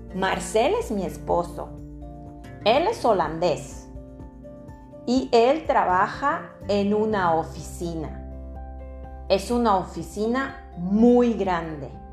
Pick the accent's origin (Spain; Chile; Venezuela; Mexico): Mexico; soy mexicana